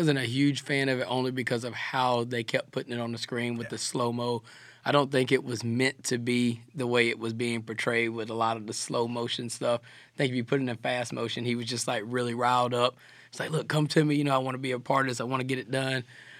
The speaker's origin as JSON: {"language": "English", "region": "South Georgia", "country": "United States", "said": "I'm a country boy. I'm from South Georgia."}